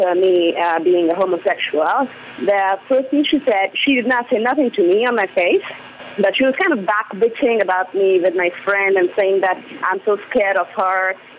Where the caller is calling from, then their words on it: Mumbai, Maharashtra, India; I'm calling from Mumbai.